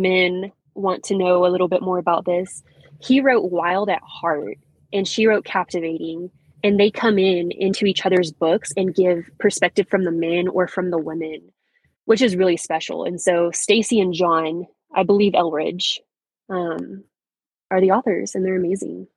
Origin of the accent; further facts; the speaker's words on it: Canadian, Texas, United States; I was raised in a small town, good old Canadian Texas.